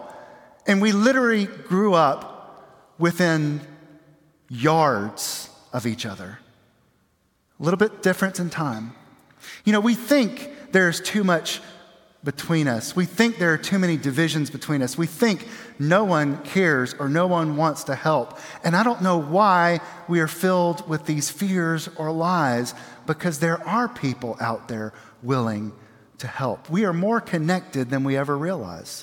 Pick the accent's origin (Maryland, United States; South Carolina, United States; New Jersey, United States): South Carolina, United States; Aiken; I grew up across the river in Aiken, South Carolina